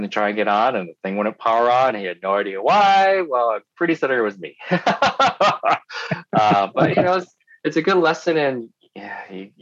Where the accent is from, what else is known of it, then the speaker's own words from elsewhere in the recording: Poughkeepsie, New York, United States; now in Ann Arbor, United States; I grew up in New York State in a town called Poughkeepsie.